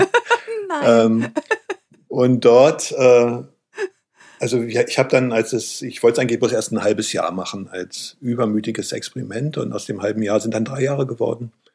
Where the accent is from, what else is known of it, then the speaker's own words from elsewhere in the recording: Eberswalde, Brandenburg, Germany; in meiner Heimatstadt Eberswalde gab es einen Maler